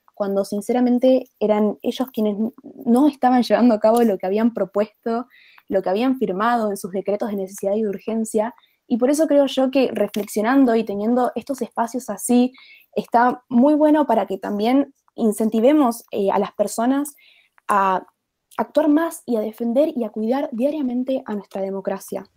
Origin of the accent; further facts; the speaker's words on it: Argentina; en mi país, eh, en Argentina